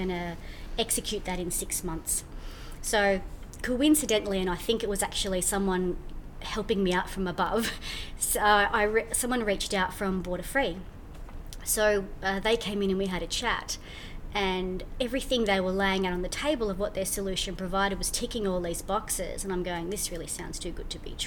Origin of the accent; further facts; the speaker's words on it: New Zealand; I'm from New Zealand.